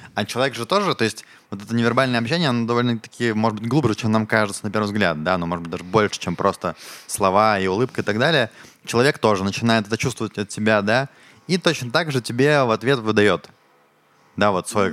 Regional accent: Ukraine; now in Israel; я из Украины, и я когда в школе учился

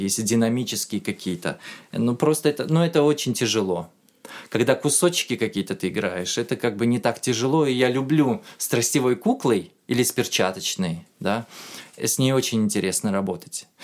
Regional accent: Uzbekistan; moved away as an adult; also born or lived in Tashkent; now in Moscow, Russia; Я артист из Узбекистана

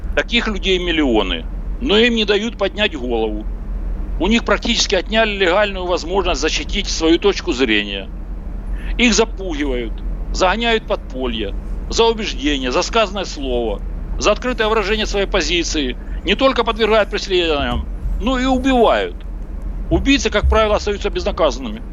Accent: Donbas, Ukraine; moved away as an adult; also born or lived in Zaporizhzhia; я из Донбасса, как и полтора миллиона людей, которые были выгнаны оттуда

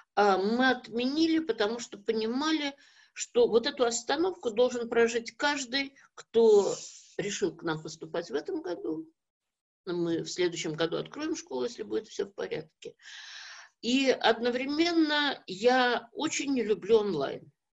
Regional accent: Kazan, Tatarstan, Russia; moved away; моя родина Казань, я родилась в Казани

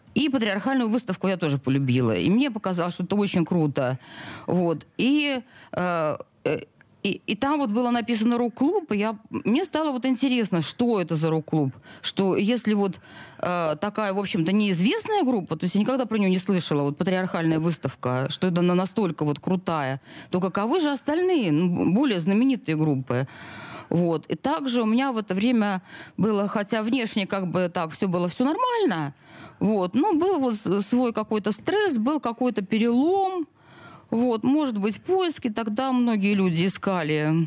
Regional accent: Saint Petersburg, Russia; Я родилась в Снегиревке. Это роддом в центре Петербурга. Жила в, в, у пяти углов в коммунальной квартире огромной

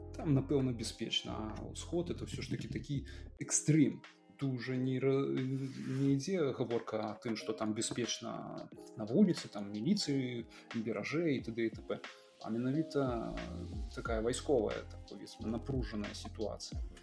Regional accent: Belarus; now in Poland; мы беларусы

